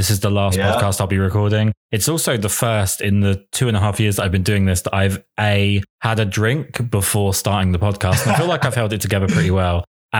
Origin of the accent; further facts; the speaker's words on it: England, United Kingdom; being English